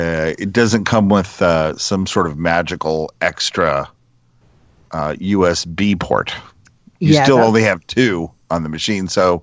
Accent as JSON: {"language": "English", "region": "Indiana", "country": "United States", "said": "New Jersey is actually quite awesome. I love it. I came here from Indiana, and I gotta tell you, it's a lot better than Mike Pence's state of Indiana."}